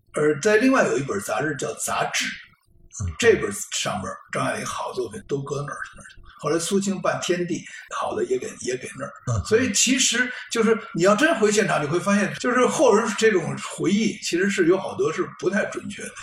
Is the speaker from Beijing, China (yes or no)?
yes; Beijing, China; 咱们都是老北京人